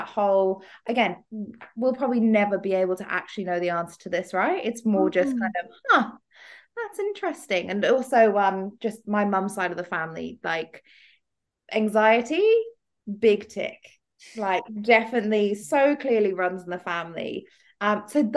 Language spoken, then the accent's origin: English; Dubai, United Arab Emirates; growing up in Dubai